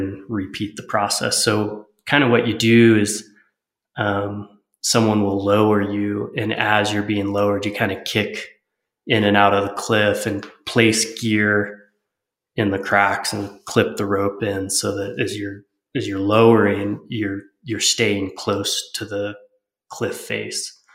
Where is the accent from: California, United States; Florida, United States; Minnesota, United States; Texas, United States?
California, United States; Lake Arrowhead; I grew up in Southern California and Lake Arrowhead, the mountains of San Bernardino